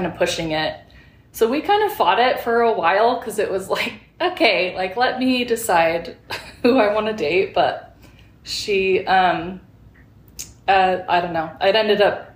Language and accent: English; Phoenix, Arizona, United States; moved away as an adult; I grew up in Phoenix, Arizona, and lived there for about 18 years before moving up here.